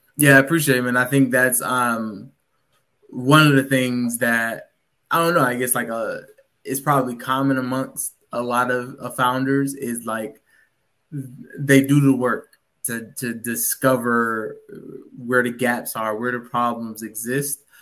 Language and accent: English; Virginia, United States; moved away as an adult; also born or lived in Washington, D.C. / Detroit; born and raised in Virginia